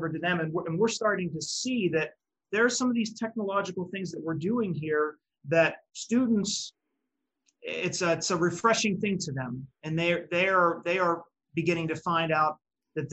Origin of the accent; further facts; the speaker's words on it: Western Pennsylvania, United States; I grew up in Western PA, but I'm not from this area specifically